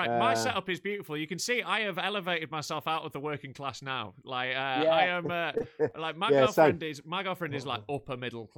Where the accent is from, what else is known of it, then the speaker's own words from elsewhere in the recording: Knaresborough, Yorkshire and the Humber, United Kingdom; I grew up on the one council estate in Knaresborough.